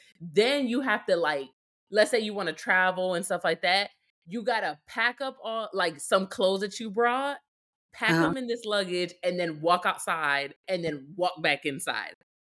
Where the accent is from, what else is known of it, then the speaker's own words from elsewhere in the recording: Puerto Rico; So I'm from Puerto Rico.